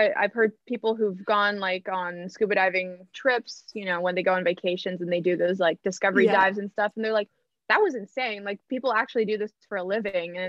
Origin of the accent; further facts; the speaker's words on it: Seattle, Washington, United States; also born or lived in Brazil; I was born in Brazil and I moved to Seattle when I was 4